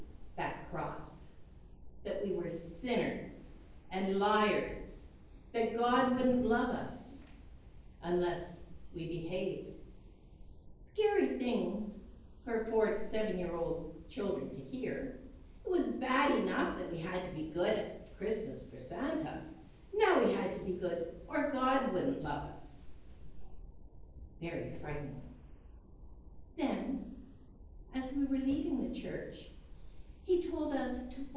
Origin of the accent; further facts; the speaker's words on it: Canada; Ash Wednesday that I grew up with in Canada